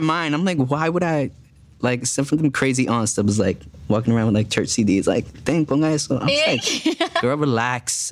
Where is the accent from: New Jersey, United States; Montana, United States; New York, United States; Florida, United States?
New Jersey, United States; Jersey City; moved away as an adult; also born or lived in Dominican Republic; now in Los Angeles, United States; I grew up in Jersey City, which was like voted as like the most diverse city in America